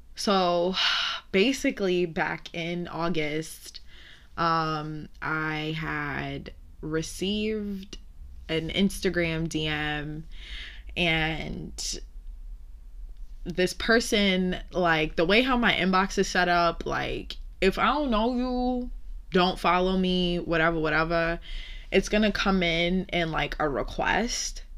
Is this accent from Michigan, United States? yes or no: no; New York City, New York, United States; I'm from Brooklyn